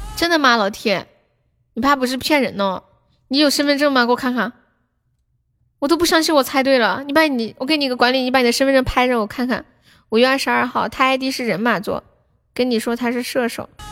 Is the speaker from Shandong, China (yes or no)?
no; Sichuan, China; accent: Sichuanese; 那从现在开始我讲四川话，你们听不懂可以跟我说。我说慢一点，我的四川话很慢的